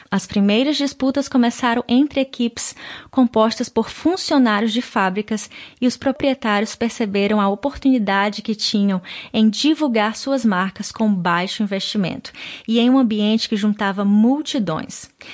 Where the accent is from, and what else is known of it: Brazil; moved away